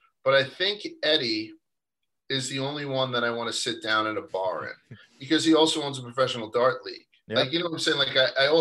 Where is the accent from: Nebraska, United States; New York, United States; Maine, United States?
New York, United States; New York City; I grew up in Brooklyn, New York.